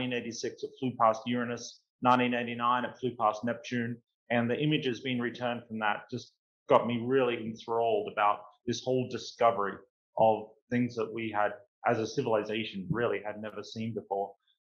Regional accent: Australia; Well, so I grew up in Outback Australia, and my teenage years were during the glorious 80s decade

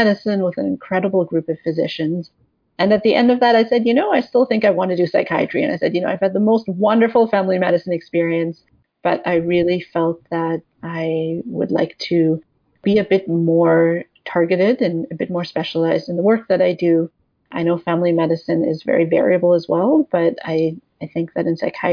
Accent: West Coast, Canada; moved away as an adult; also born or lived in Sackville, New Brunswick; now in Toronto, Canada; I'm from the West Coast, and for my undergraduate degree, I ended up in a small town called Sackville, New Brunswick

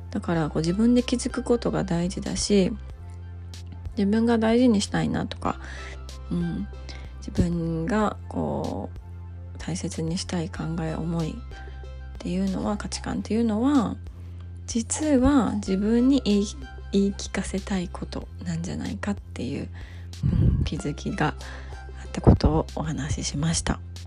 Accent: Japan; also born or lived in United States; 自分の住んでいる日本っていう国だとか、まあ、日本人っていうこと

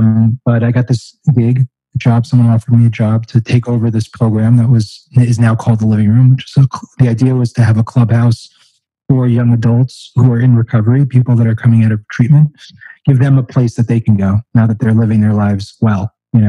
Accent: California, United States; also born or lived in Florida / Long Island, New York; I didn't grow up in New York. My wife actually grew up here in Far Rockaway. But I grew up around California, Florida. I actually started out on the eastern end of Long Island.

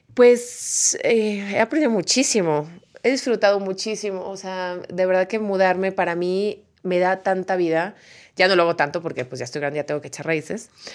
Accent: Guadalajara, Jalisco, Mexico; born or raised there

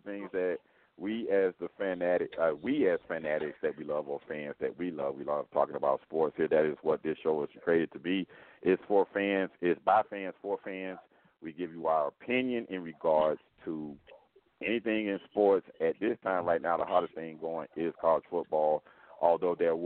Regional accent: Miami, Florida, United States; I am a Florida native, born and raised in Miami, Florida

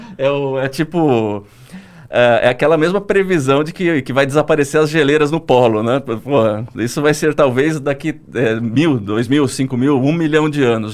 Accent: Santo André, São Paulo, Brazil; eu sou de Santo André

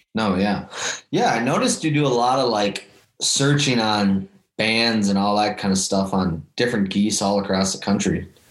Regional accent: Lakeville, Minnesota, United States; also born or lived in Mankato; I'm originally from Lakeville

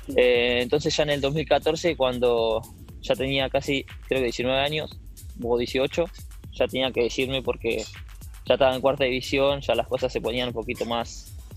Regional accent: Merlo, Buenos Aires Province, Argentina; yo soy de Merlo, Buenos Aires.

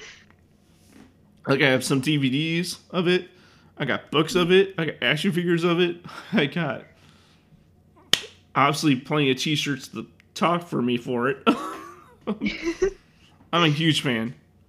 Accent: Chicago, Illinois, United States; I'm from Chicago

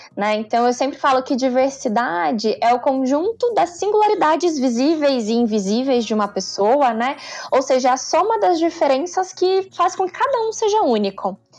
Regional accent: interior of Minas Gerais, Brazil; Eu venho do interior de Minas, de uma família bem simples

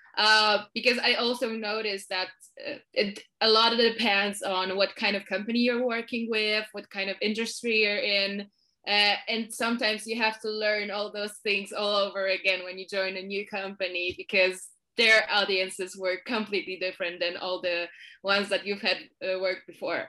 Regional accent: Poland; I'm from Poland. I currently live in Warsaw

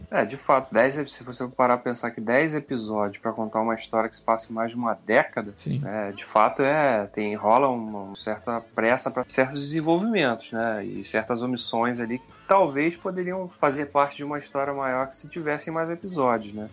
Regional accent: Brazil

